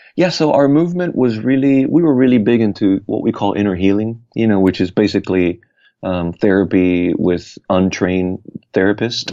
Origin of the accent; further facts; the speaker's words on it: Puerto Rico; I was born and raised in Puerto Rico